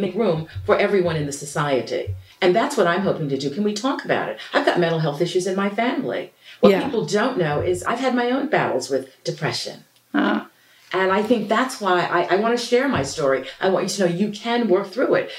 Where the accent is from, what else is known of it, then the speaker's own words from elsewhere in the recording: Passaic, New Jersey, United States; I wanted to be more than I was in Passaic, New Jersey, about 15 miles from New York City.